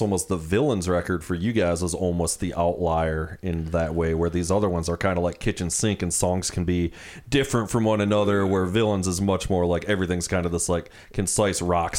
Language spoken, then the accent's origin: English; Muskegon, Michigan, United States; And I'm from Muskegon